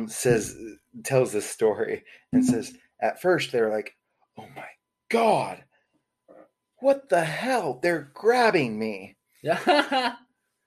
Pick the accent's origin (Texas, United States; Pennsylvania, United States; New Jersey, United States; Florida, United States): Texas, United States; Houston; moved away as an adult; also born or lived in Anchorage, Alaska / Seattle, Washington / Toronto, Canada; now in Dallas, United States; two years old, move into the house I grew up in Houston, on the west side of town